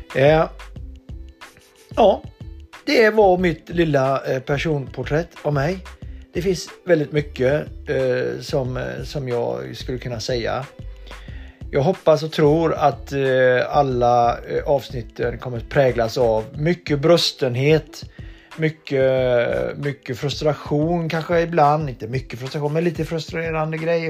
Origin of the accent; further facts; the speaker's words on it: Donsö, Västra Götaland, Sweden; moved away; På Donsö växte jag upp och hade en bra uppväxt